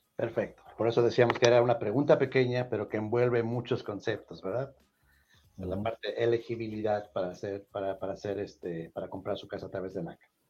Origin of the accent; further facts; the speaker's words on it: Mexico; moved away; No soy colombiano, no soy colombiano, soy de México